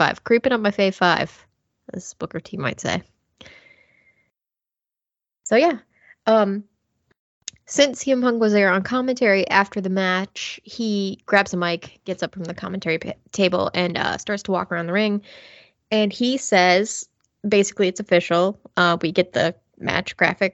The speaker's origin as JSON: {"language": "English", "country": "United Kingdom", "said": "me as a Brit"}